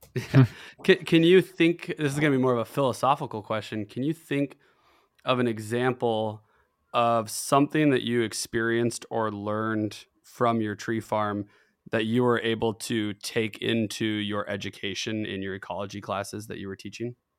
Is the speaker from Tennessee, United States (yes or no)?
no; Tri-Cities, Washington, United States; I'm born in Washington. I'm from the Tri Cities.